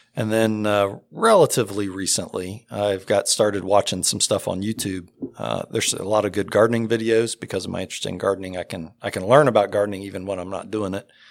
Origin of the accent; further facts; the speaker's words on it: Circleville, Ohio, United States; moved away as an adult; also born or lived in Washington Court House, Ohio; now in Delaware, United States; I was raised in Circleville, Ohio, and we went to the Episcopal church there.